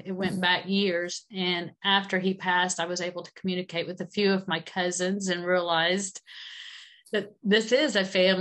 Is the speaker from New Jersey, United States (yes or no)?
no; Georgia, United States; I grew up in Georgia.